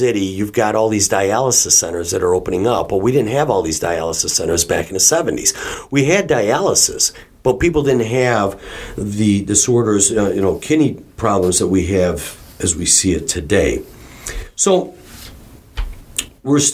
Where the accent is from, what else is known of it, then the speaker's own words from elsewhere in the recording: Detroit, Michigan, United States; we're from the Detroit area